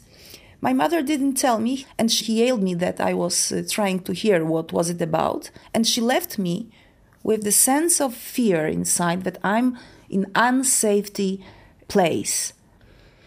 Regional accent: Poland; I live in Warsaw, in Poland. I was born in Poland

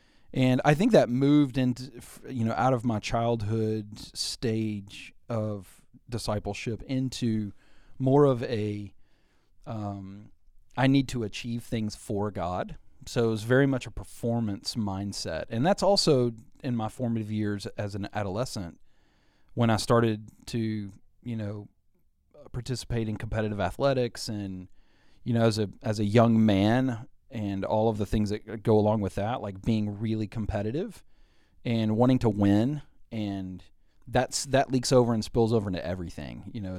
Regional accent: Arkansas, United States; born there; Yeah, I was born in Central Arkansas and into a godly family. My parents were active in their local church.

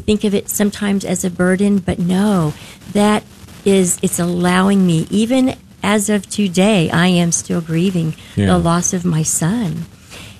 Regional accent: Denton, Texas, United States; I'm from Denton

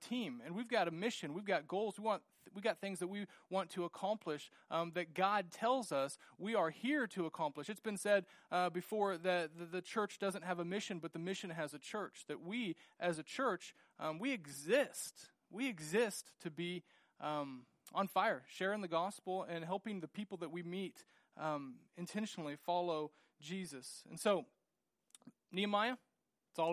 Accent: United States; growing up in the United States

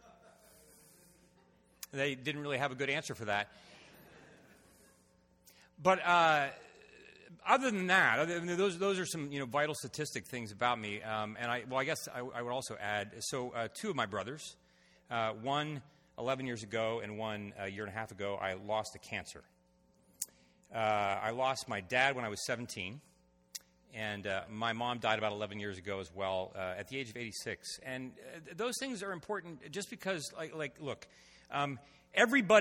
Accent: Ohio, United States; now in Washington, D.C., United States; I was born, reared in Ohio

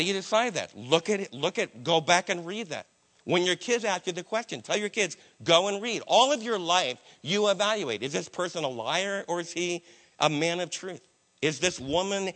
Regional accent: New Jersey, United States; My Jewish friends that I was raised with in New Jersey

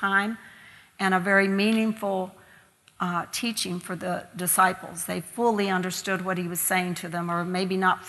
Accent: Kentucky, United States; moved away as an adult; now in Ireland; growing up in Kentucky, we would be sent out the back door to the neighbors to get more potatoes

